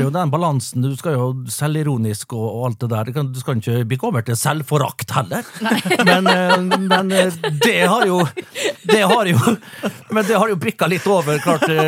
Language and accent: Norwegian; Vestnes, Møre og Romsdal, Norway; Jeg kommer jo fra nabokommunen Vestnes